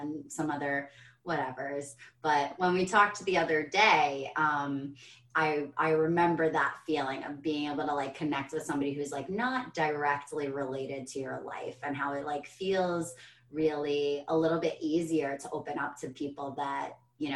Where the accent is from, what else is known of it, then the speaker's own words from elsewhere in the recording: United States; I'm an American